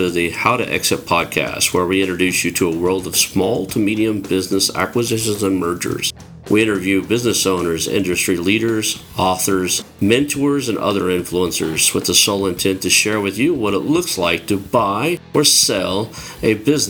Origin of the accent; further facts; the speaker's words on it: Oklahoma, United States; you were in a little town called Kiefer, which is probably only about 15, 20 miles from where I grew up.